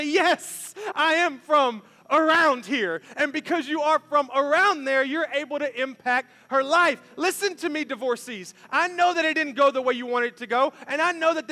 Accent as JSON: {"language": "English", "town": "Memphis", "region": "Tennessee", "country": "United States", "tie": "born or raised there", "moved": "yes", "said": "we were born and raised in Memphis"}